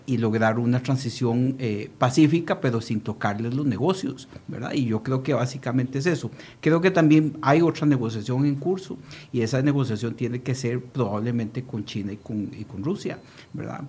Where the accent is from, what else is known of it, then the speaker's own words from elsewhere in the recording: Costa Rica; como costarricenses